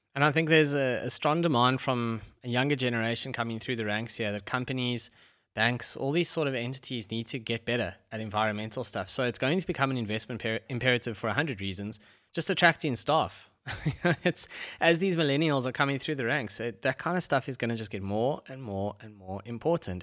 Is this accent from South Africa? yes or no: yes; Johannesburg, Gauteng, South Africa; when I grew up in Joburg